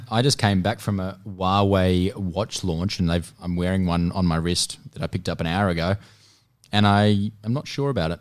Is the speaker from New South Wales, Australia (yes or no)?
no; Melbourne, Victoria, Australia; I'm from Melbourne